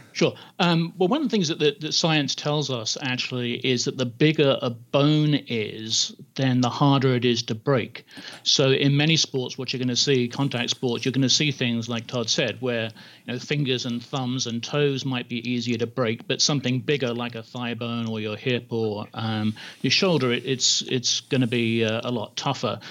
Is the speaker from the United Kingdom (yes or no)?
yes; England, United Kingdom; I grew up in England, and so in high school you play a lot of rugby